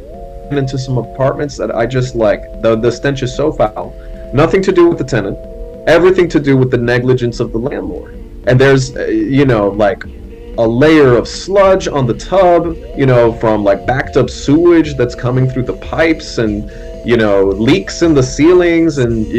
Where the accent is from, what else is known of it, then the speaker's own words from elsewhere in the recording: Miami, Florida, United States; also born or lived in New Orleans, Louisiana; I wasn't born in Miami, I was born in New Orleans, but I was raised in Miami pre-Hurricane Andrew. Hurricane Andrew blew away our apartment